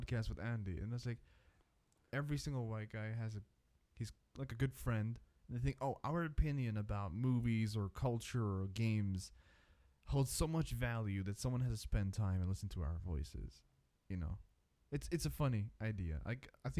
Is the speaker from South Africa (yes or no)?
yes; South Africa; now in Switzerland; I'm from South Africa originally, but I've been living in Switzerland since 2001